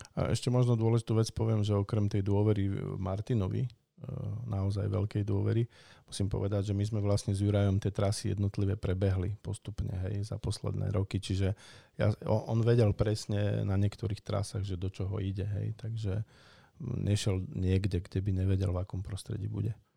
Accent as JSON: {"language": "Slovak", "region": "Prešov Region", "country": "Slovakia", "said": "ja pochádzam z Tatier"}